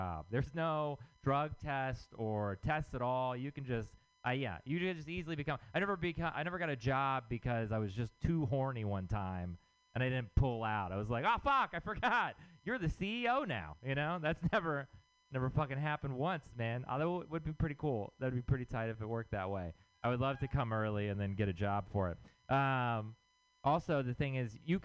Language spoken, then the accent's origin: English; Texas, United States; moved away; I'm from Texas